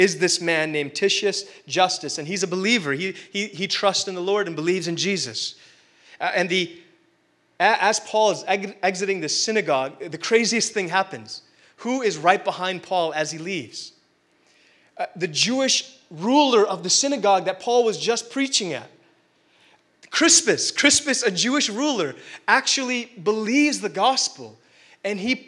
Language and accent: English; India; being Indian